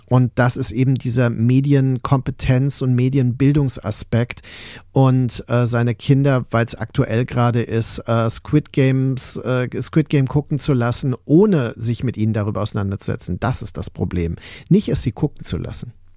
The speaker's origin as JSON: {"language": "German", "town": "Mainz", "region": "Rhineland-Palatinate", "country": "Germany", "tie": "born or raised there", "said": "auch in Mainz übrigens, auf dem Land quasi, wo ich groß geworden bin"}